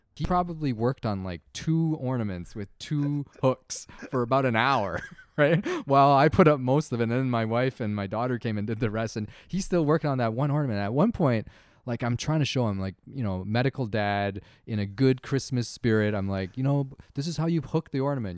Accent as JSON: {"language": "English", "country": "Canada", "tie": "born or raised there", "said": "growing up in Canada"}